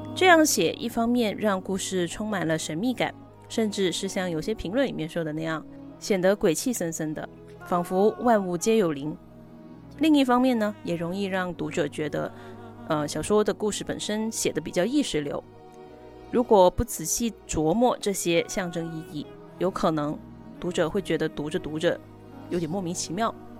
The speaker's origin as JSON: {"language": "Chinese", "region": "Guangdong", "country": "China", "tie": "born or raised there", "also_born_or_lived": "New York State, United States / Edinburgh, United Kingdom", "moved": "as an adult", "said": "我自己的家乡，虽说四季常青，但是呢，气候其实并不宜人"}